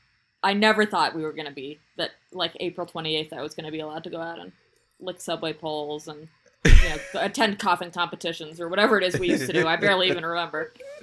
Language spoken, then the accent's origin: English; Boston, Massachusetts, United States; now in New York, United States; I grew up in Boston